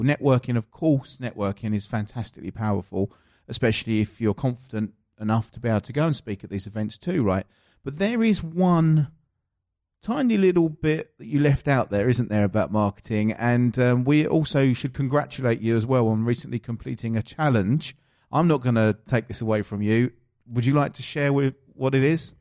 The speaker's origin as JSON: {"language": "English", "area": "Essex", "region": "East of England", "country": "United Kingdom", "accent": "Essex", "said": "my Essex accent"}